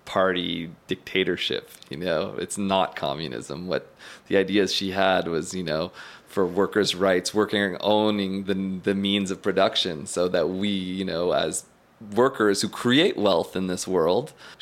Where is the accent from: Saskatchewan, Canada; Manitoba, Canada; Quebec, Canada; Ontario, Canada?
Quebec, Canada; Eastern Townships; I grew up born and bred in the Eastern Townships